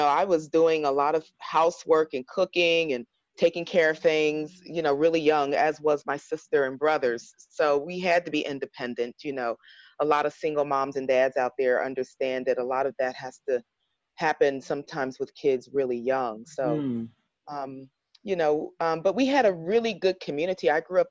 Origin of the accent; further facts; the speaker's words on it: Harrisburg, Pennsylvania, United States; I grew up in a town right outside Philadelphia, Harrisburg, Pennsylvania